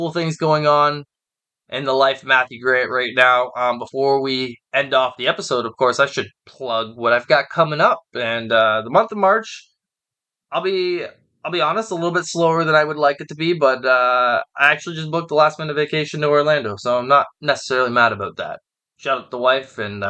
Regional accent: Hamilton, Ontario, Canada; it's in my hometown

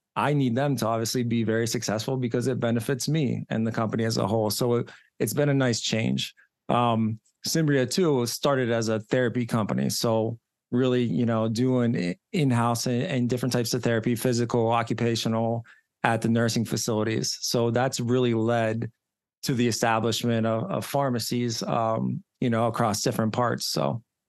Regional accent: Johnstown, Pennsylvania, United States; now in Pittsburgh, United States; I grew up in Johnstown, Pennsylvania, so probably about an hour and a half east, uh, of Pittsburgh. I live in Pittsburgh now

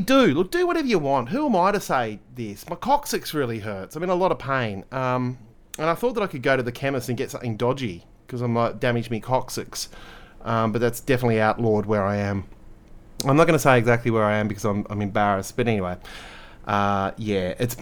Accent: Australia; We are Australian

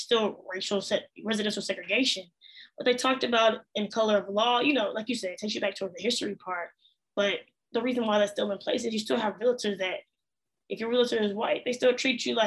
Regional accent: Fort Worth, Texas, United States; also born or lived in Arlington, Texas; I'm from Arlington, but I grew up in Fort Worth, which is another mid-sized city here.

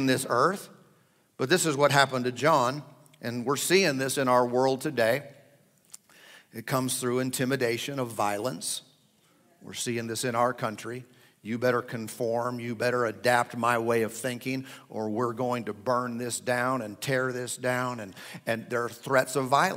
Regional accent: United States; as American citizens

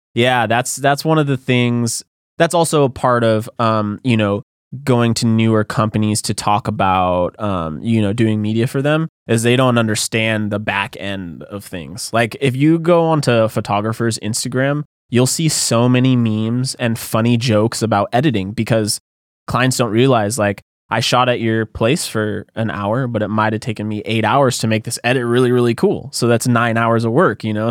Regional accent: Santa Cruz, California, United States; moved away as an adult; also born or lived in San Diego; now in Los Angeles, United States; I grew up in Santa Cruz

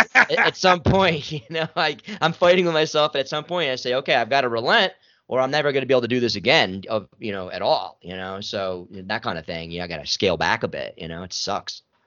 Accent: New York City, New York, United States; I'm from New York City

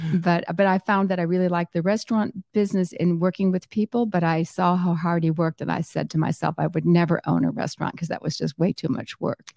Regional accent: Southwest Florida, United States; also born or lived in Chicago area; I grew up here in Southwest Florida, and I moved here when I was two. from the Chicago area

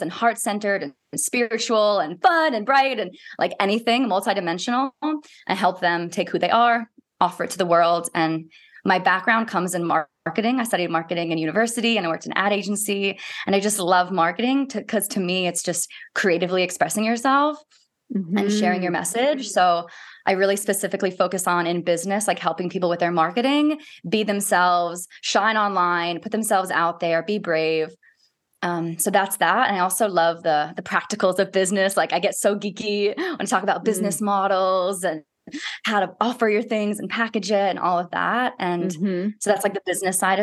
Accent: Maryland, United States; moved away as an adult; now in Christchurch, New Zealand; I grew up in Maryland in the United States

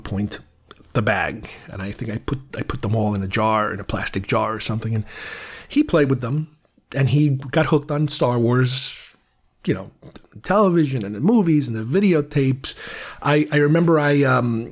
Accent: United States; I grew up in the States, you know, from 79 to late 80s, early 90s

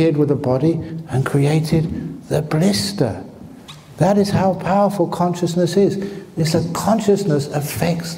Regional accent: London, United Kingdom; now in Australia; I was born in the bush. I was raised in the bush. Shepherd's bush.

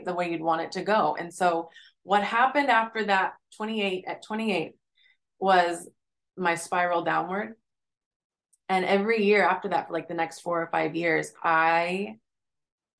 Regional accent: Oklahoma, United States; now in Philadelphia, United States; I grew up in Oklahoma. And that was a small town in Oklahoma.

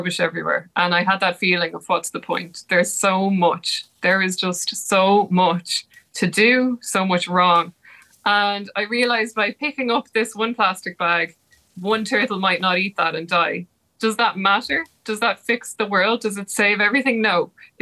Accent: Ireland; I'm Irish

